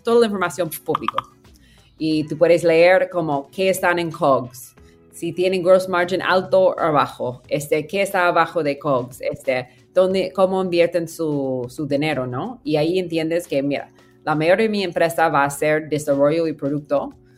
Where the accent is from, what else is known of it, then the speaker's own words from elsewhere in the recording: near Silicon Valley, California, United States; Spanish is a second language; moved away as an adult; also born or lived in Peru / Mexico City, Mexico; crecí en California y, cerca de Silicon Valley